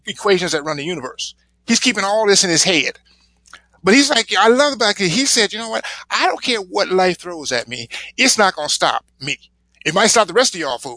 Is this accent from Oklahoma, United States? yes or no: no; Compton, California, United States; moved away; I was born in Compton. I made it out of Compton